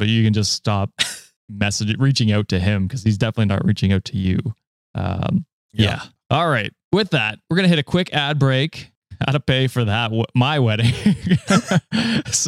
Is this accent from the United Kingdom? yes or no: no; Canada; I am Canadian